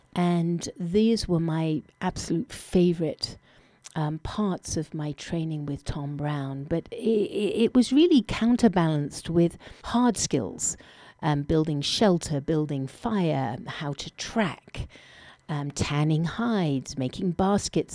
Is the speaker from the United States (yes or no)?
no; England, United Kingdom; moved away; I was born in England